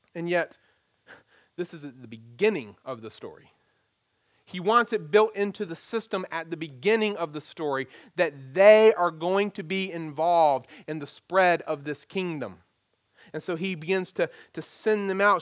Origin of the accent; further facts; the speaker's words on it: United States; as American Christians